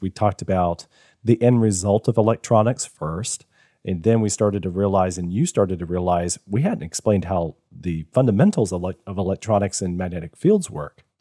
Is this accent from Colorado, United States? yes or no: no; Virginia, United States; now in Georgia, United States; I, I was born in Virginia.